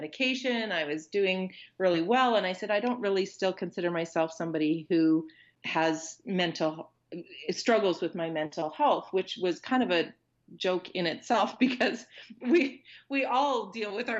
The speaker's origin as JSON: {"language": "English", "town": "Consort", "region": "Alberta", "country": "Canada", "tie": "born or raised there", "said": "my hometown, which is small town Consort, Alberta"}